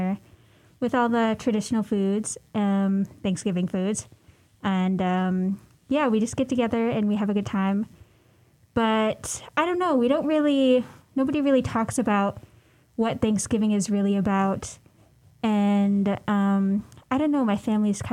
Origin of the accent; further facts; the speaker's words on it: Minto, Alaska, United States; also born or lived in Nulato; I was raised in Minto